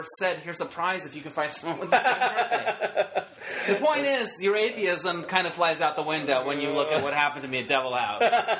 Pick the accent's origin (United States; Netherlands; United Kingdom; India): United States; Northern Arizona; moved away; I grew up in Northern Arizona